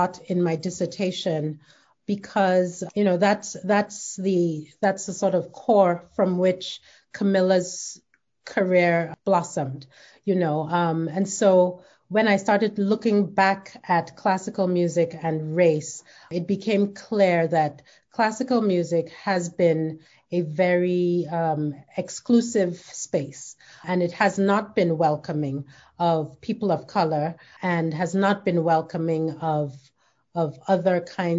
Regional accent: Nigeria; moved away as an adult; now in United States; I grew up in Nigeria

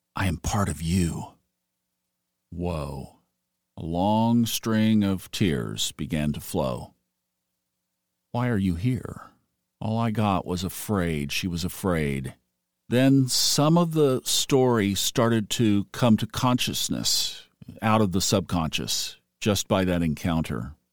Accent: Tulsa, Oklahoma, United States; I was born in Tulsa, Oklahoma

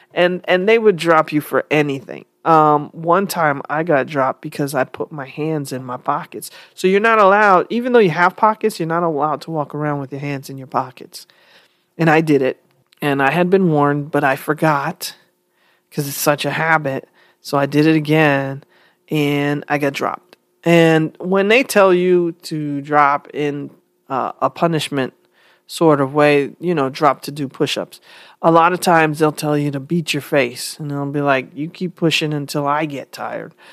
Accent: New York, United States; I was from New York

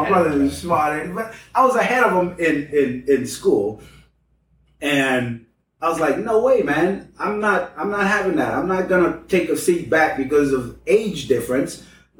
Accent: Cambridge, Massachusetts, United States; The Boston bomber lived on the same street, literally on the same block that I grew up in Cambridge.

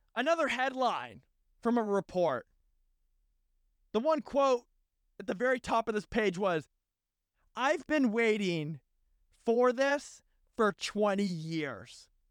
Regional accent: United States; as an American

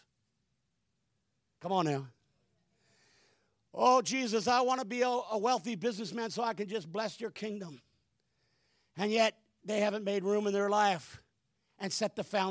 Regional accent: Hamilton, Ontario, Canada; I'm a city slicker. I was born in Hamilton, Ontario

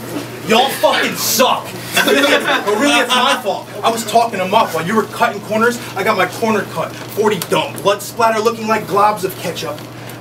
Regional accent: Connecticut, United States; Well, I'm from Connecticut

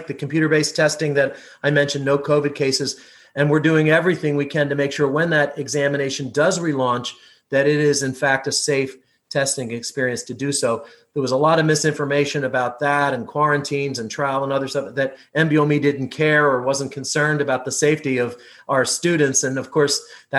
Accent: near Philadelphia, Pennsylvania, United States; I grew up in Pennsylvania, not too far from Philadelphia

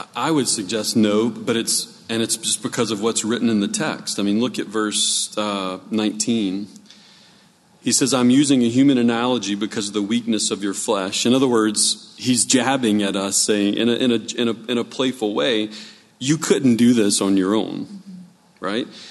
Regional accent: New Orleans, Louisiana, United States; I grew up in New Orleans

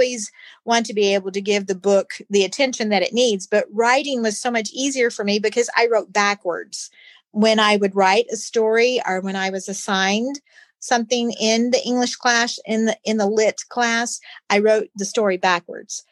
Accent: Rooster Run, Kentucky, United States; I am originally from Rooster Run, Kentucky, a little town in Nelson County, Bardstown

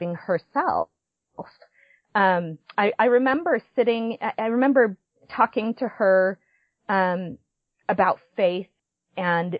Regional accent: Provo, Utah, United States; I was born in Provo, Utah, and have spent most of my life in Utah County.

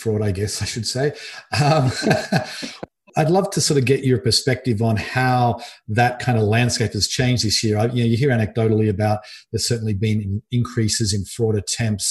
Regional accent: Australia; moved away; I'm originally from Australia

